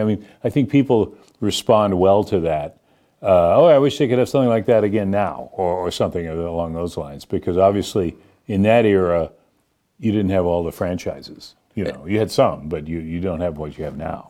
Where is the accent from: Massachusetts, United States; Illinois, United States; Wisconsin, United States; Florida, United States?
Massachusetts, United States; Boston; moved away; I grew up in Boston and never was on a farm